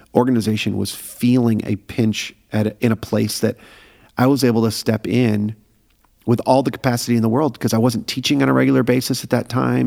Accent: Syracuse, New York, United States; moved away as an adult; also born or lived in Pennsylvania / Phoenix; now in Atlanta, United States; I was born in Pennsylvania. Okay. Uh, spent a little bit of time in Pennsylvania, and then we um, we moved up to upstate New York

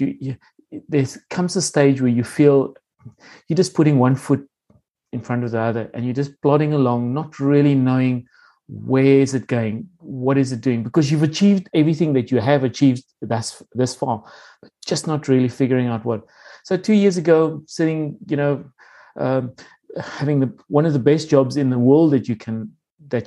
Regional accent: South Africa; moved away as an adult; also born or lived in Namibia / Singapore; I'm a Namibian. I was born in Namibia and made my way to South Africa. I was did my schooling in South Africa

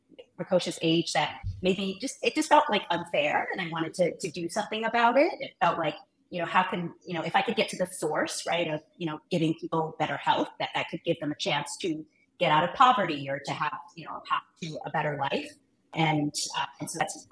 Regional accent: Obuasi, Ashanti, Ghana; now in United States; I was born in Ghana. So I was born in Ghana, and I was raised in a small town called Obuasi

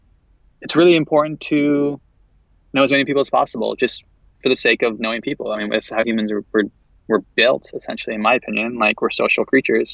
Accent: San Jose, California, United States; moved away; I'm from San Francisco area. I'm from San Jose originally.

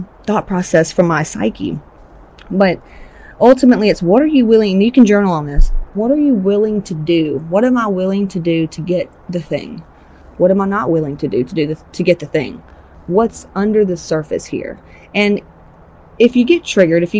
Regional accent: Georgia, United States; I'm from Georgia, Southern Baptist

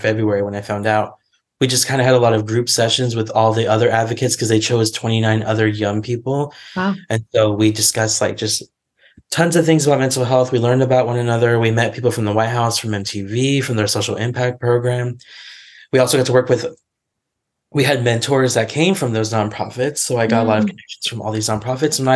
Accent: California, United States; moved away as an adult; now in Washington, D.C., United States; I was from California. And in January, I moved all the way to Washington, D.C.

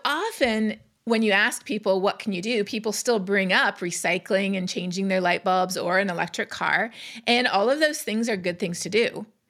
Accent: Canada; now in United States; I'm Canadian. Growing up in Canada

